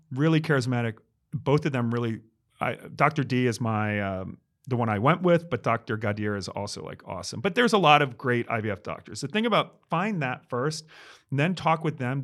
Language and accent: English; New York, United States; I'm the New Yorker